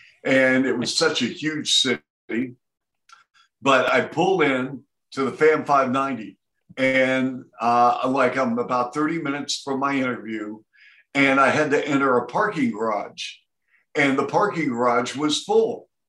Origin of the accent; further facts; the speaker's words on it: Seattle, Washington, United States; moved away; also born or lived in Ann Arbor; I grew up in Seattle.